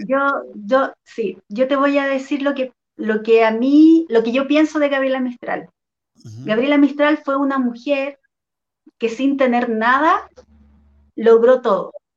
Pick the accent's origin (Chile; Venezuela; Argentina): Chile; acá en Chile